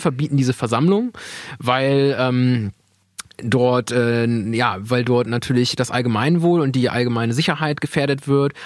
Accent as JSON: {"language": "German", "town": "Weyhe", "region": "Lower Saxony", "country": "Germany", "said": "wir kommen ja aus Weil, wo Weil denn ist, dann sage ich, naja, ich bin eher gefühlter Bremer"}